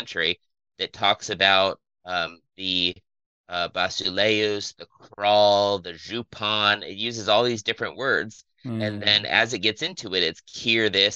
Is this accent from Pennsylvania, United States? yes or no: no; Ohio, United States; I'm from Ohio